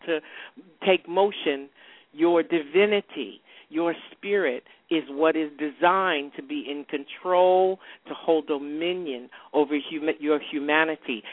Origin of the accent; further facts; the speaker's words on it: New York, United States; moved away as an adult; also born or lived in rural Virginia; now in Atlanta, United States; New York, which is my home state